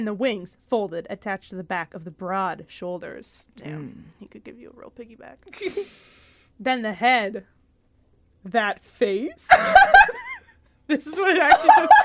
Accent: Washington, United States; I'm from Washington.

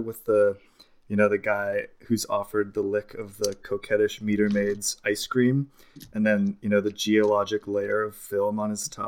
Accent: Canada; as a Canadian

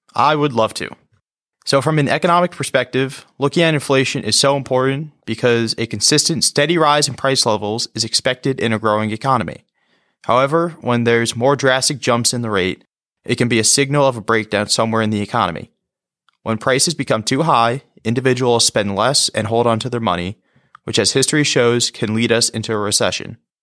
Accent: West Nyack, New York, United States; my hometown is West Nyack, New York

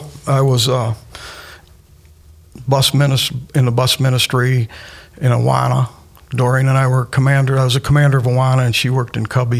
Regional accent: Michigan, United States; also born or lived in San Carlos Park, Florida / Pine Island, Florida; now in Florida, United States; I was raised in Michigan

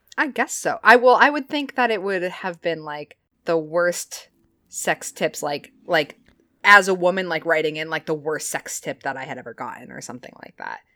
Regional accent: Chesterfield, New Hampshire, United States; I grew up in Chesterfield, New Hampshire, and I went to farm camp

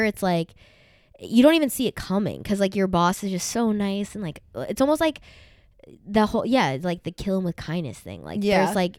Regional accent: Arkansas, United States; Arkansas is like literally the very bottom. Mm-hmm. And I'm from there.

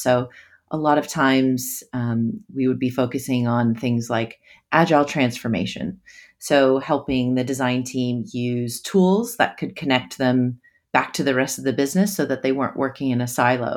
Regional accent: United States; also born or lived in New York City; now in Sydney, Australia; I'm originally from the States

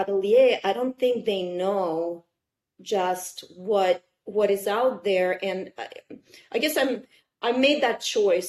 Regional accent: Kazan, Tatarstan, Russia; English is a second language; moved away as an adult; also born or lived in Odessa, Ukraine; now in United States; I couldn't go back to Odessa, where I'm from. I couldn't go back to Kazan, where I grew up in Russia.

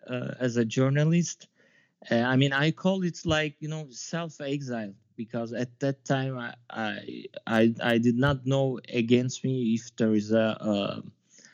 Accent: Istanbul, Turkey; moved away as an adult; now in Paris, France; I'm from Turkey, Istanbul. I'm a journalist and filmmaker. I am living in France, Paris, right now.

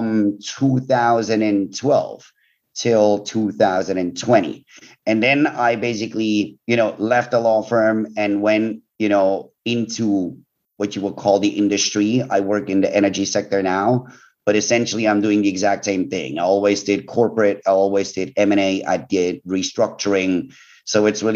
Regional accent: Switzerland; also born or lived in United Kingdom; I was born way too long ago in a beautiful country called Switzerland, which is also where I went to school

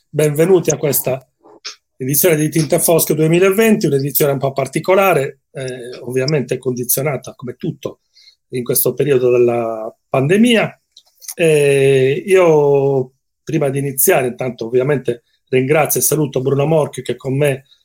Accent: Genoa, Liguria, Italy; Noi parleremo molto di Genova oggi, che poi è la mia città d'origine, la città dove ho studiato

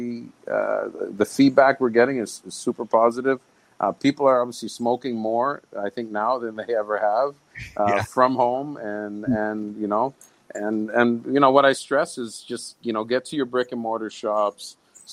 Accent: Canada; moved away; being Canadian

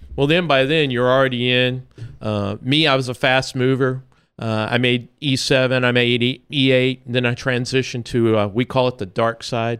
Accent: Florida, United States; also born or lived in Missouri; And I say, I'm from Florida. I grew up most of my life in Florida.

